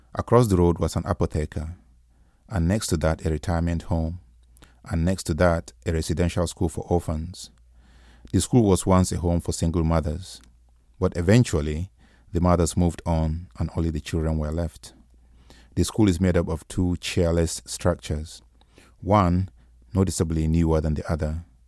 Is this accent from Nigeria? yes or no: yes; Nigeria; Nigerian writer instead of just an African writer